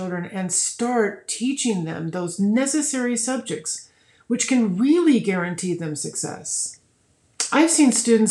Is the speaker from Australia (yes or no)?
no; Colorado Springs, Colorado, United States; the Colorado Springs Gazette, which is my hometown newspaper